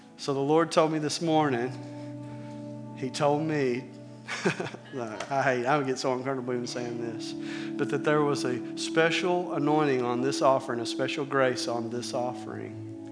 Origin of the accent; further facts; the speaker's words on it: Arkansas, United States; I'm from Arkansas